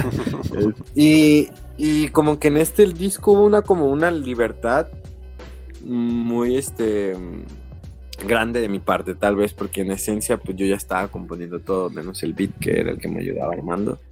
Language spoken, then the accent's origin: Spanish; Zamora, Michoacán, Mexico; moved away as an adult; also born or lived in Morelia; now in Mexico City, Mexico; yo soy originario de Zamora, Michoacán